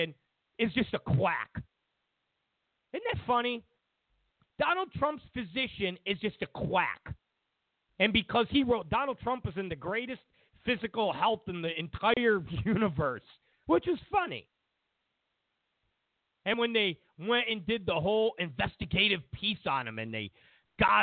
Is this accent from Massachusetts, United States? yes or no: no; New York, United States; moved away; I'm from New York